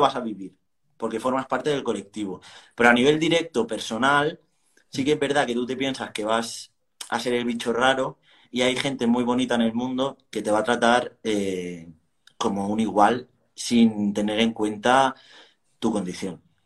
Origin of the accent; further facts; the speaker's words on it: Barcelona, Catalonia, Spain; soy de Barcelona